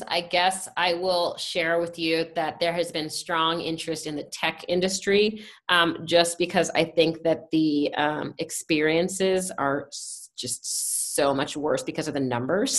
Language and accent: English; Washington, District of Columbia, United States; also born or lived in San Francisco; now in Denver, United States; I grew up in Washington, D.C., concrete jungle